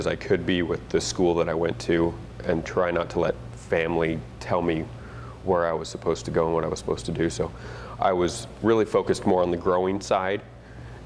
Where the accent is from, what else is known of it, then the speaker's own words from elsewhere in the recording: Baker City, Oregon, United States; I'm originally from Baker City, which is on the edge of the Snake River AVA on the Oregon side.